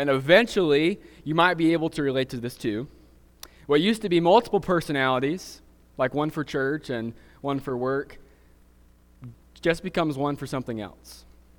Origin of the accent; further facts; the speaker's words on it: Alabama, United States; accent: Southern; I'm from South Alabama, and she's from Atlanta, Georgia. And when we moved to Ohio just 5 years ago, there was a period of time where we got a lot of weird looks about our accents.